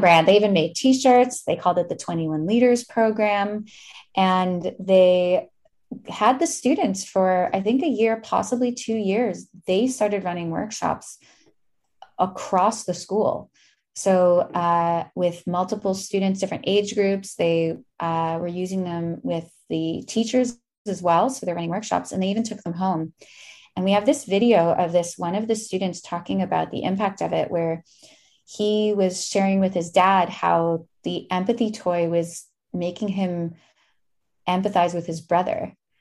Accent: Winnipeg, Manitoba, Canada; now in Toronto, Canada; no one knew I was from Winnipeg

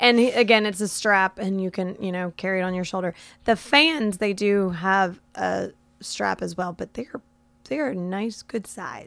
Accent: Florida, United States; I've lived in Florida my entire life

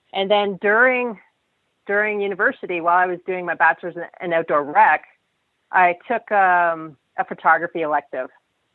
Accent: Saudi Arabia; I think growing up in Saudi really helped me with that.

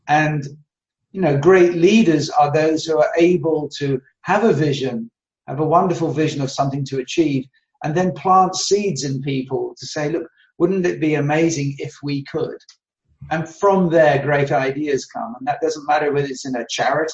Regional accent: London, United Kingdom; moved away as an adult; now in Belgium; I now live in Belgium, but I was brought up in Southeast London

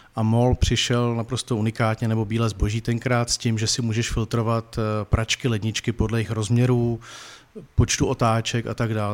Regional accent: Brno, South Moravian Region, Czechia; já jsem z Brna

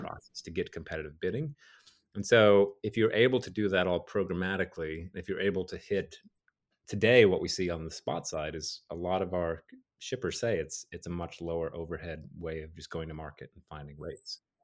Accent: Dallas, Texas, United States; I'm from Dallas originally

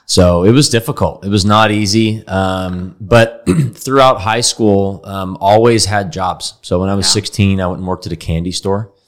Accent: Dallas, Texas, United States; I grew up here in Dallas

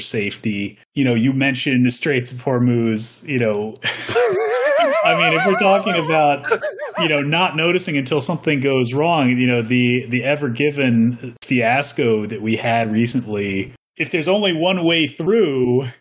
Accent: South Florida, United States; growing up in South Florida

